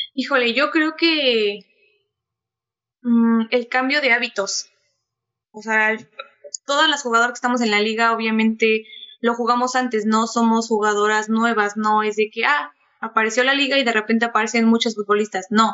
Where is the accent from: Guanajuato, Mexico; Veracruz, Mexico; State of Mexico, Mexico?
State of Mexico, Mexico; Temoaya; en Temoya, que es de donde soy originaria